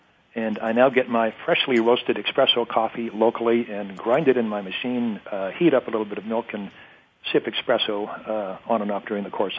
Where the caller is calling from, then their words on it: Zurich, Ontario, Canada; I'm calling from the shore of Lake Huron, looking over Lake Huron in the little town of Zurich, Ontario.